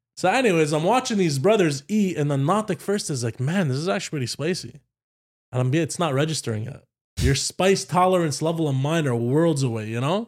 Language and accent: English; Ottawa, Ontario, Canada; I grew up with a Paki family here